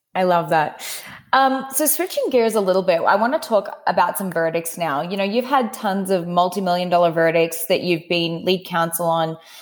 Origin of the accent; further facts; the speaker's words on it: Australia; as an Aussie